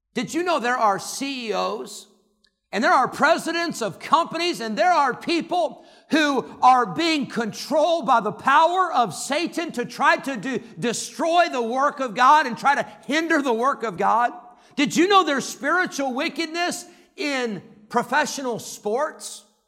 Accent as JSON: {"language": "English", "town": "Santa Clara", "region": "California", "country": "United States", "tie": "born or raised there", "said": "when I was born, on May twenty-first, nineteen seventy-nine, in Santa Clara, California"}